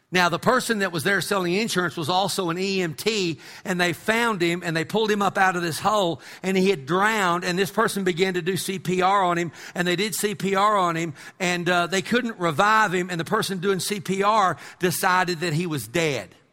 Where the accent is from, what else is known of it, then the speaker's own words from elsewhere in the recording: Amarillo, Texas, United States; when I was a kid growing up in Amarillo